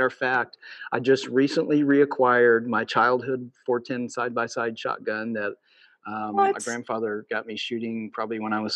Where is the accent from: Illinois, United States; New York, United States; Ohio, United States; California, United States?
Illinois, United States; Cambria; I grew up in Southern Illinois, in Cambria, Illinois